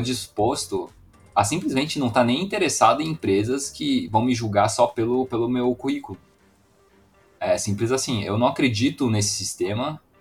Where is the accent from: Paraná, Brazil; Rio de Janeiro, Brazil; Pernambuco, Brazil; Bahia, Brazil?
Paraná, Brazil; Foz do Iguaçu; eu sou de Foz do Iguaçu, na fronteira